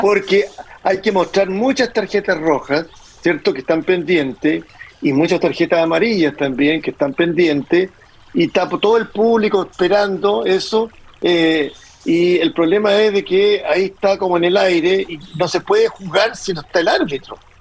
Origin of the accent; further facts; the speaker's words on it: Chile; como chilenos